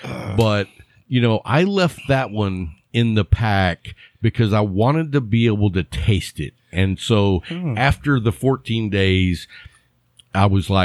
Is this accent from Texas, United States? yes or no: yes; Lubbock, Texas, United States; when the wind was out of the right direction growing up in Lubbock, you could smell the cattle yards anywhere in town.